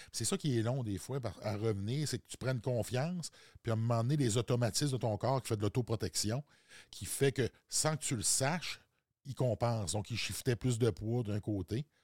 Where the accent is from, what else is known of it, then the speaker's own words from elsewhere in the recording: Quebec, Canada; Non, moi, je viens de la Côte-Nord.